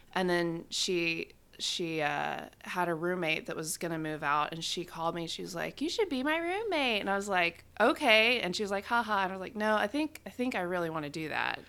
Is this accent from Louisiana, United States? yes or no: yes; West Monroe, Louisiana, United States; born in Louisiana